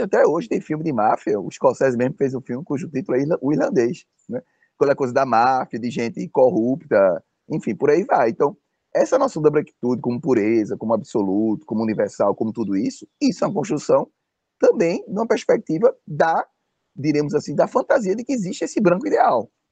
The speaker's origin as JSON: {"language": "Portuguese", "region": "Northeast Region", "country": "Brazil", "said": "se você é um negro como eu, nordestino"}